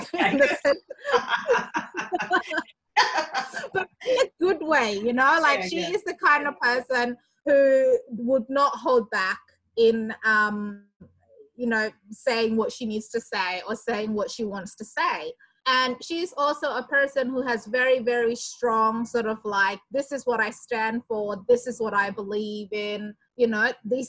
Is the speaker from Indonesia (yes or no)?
yes; Indonesia; moved away as an adult; now in Australia; I'm from Indonesia originally, and I came to Australia in 2002 to do my bachelor degree